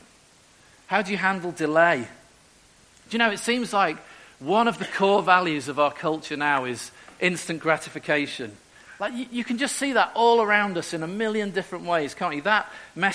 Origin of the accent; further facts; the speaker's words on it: Merseyside, North West England, United Kingdom; moved away as an adult; also born or lived in Eastern Europe; now in Newcastle, United Kingdom; I'm originally from Merseyside, and I went up to Newcastle when I was 18